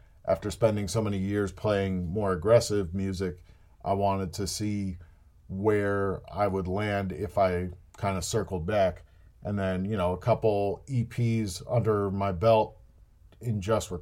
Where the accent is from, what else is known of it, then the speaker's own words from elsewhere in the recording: New Jersey, United States; I grew up in New Jersey, which meant that we had easy access to the city